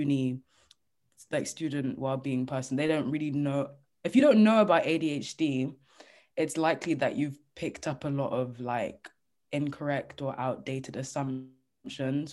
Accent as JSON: {"language": "English", "country": "Nigeria", "said": "I'm Nigerian"}